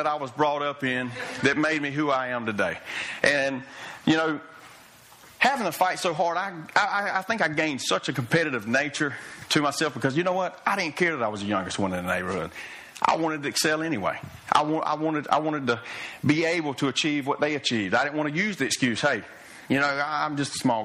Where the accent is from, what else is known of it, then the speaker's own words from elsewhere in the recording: Fernandina Beach, Florida, United States; I grew up in Ferndina, right across the bridge. I was a mighty pirate